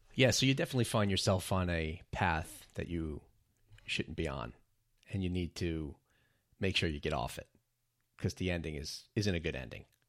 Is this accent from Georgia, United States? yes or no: no; New York City, New York, United States; also born or lived in New Jersey; I was born in Brooklyn, New York, and I consider myself a New Yorker, even though I spent a lot of time growing up and living in New Jersey